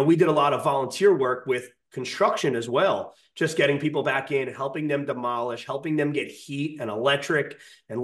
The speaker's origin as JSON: {"language": "English", "town": "Highlands", "region": "New Jersey", "country": "United States", "tie": "born or raised there", "said": "we're from Highlands. We're used to water being there."}